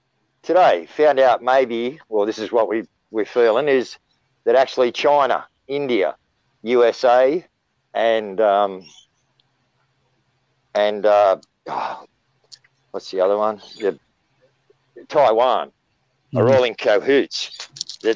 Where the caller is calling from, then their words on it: Wollongong, New South Wales, Australia; Okay, Dean, I'm in Australia, Wollongong, New South Wales, Australia.